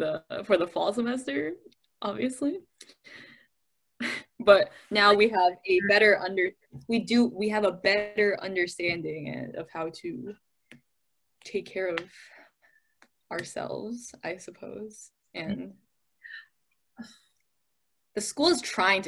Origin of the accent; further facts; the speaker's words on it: Detroit, Michigan, United States; We are from Michigan. I am from